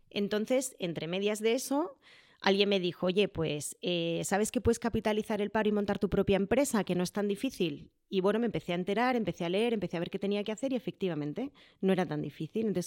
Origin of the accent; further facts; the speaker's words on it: Madrid, Community of Madrid, Spain; also born or lived in Jerez; nos volvimos a mover a Madrid porque en realidad somos de Madrid y al final, bueno, pues nuestro destino final queríamos que fuera Madrid